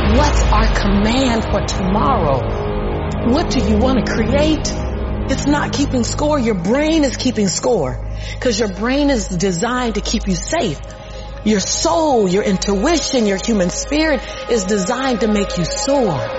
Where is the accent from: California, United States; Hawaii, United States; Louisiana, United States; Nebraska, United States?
California, United States; Los Angeles; born and raised in South Central